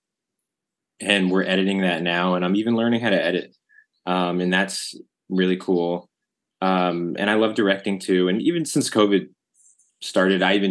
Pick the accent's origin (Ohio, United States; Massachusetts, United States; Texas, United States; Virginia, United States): Virginia, United States; Arlington; We grew up in Arlington, Virginia, my favorite place ever.